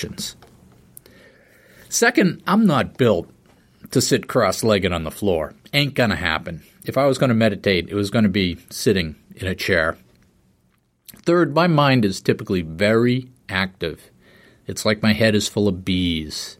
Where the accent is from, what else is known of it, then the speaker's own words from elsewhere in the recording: East Coast, United States; I grew up on the East Coast